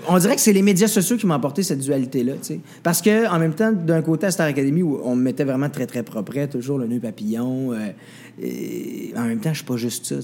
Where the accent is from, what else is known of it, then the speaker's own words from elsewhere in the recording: Saint-Élie-de-Caxton, Quebec, Canada; je viens d'un village. Je viens de Saint-Élie-Caxton. Je suis un gars de bois.